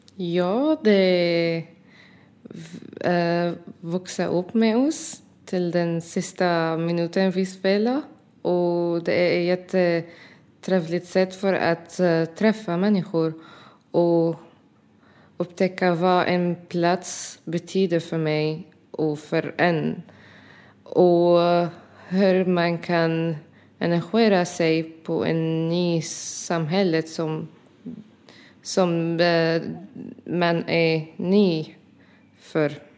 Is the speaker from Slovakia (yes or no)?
no; Syria; Swedish is a second language; now in Ronneby, Sweden; jag är från Syrien